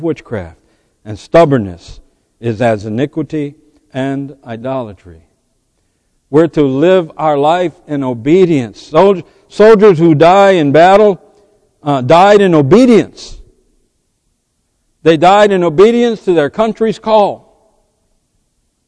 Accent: United States; As an American, I owe a debt as an American

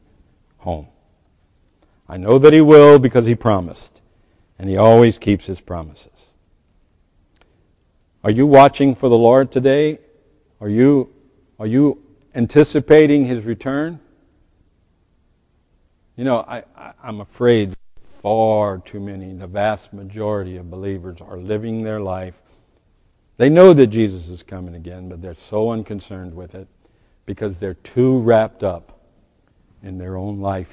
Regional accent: United States; We as American

